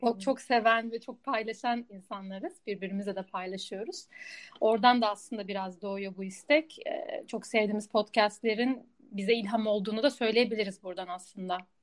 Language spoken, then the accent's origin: Turkish; Istanbul, Turkey; moved away as an adult; also born or lived in Budapest, Hungary; now in Amsterdam, Netherlands; eski İstanbul'da biriyim, İstanbul'da büyüdüm ama şimdi burası evim diyebilirim